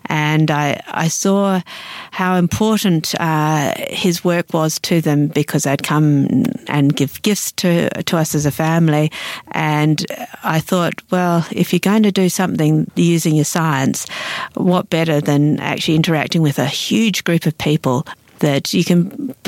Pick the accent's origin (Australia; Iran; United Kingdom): Australia; I came here and I realised that there was two Australias. And as an Australian, I felt that it was important to actually recognise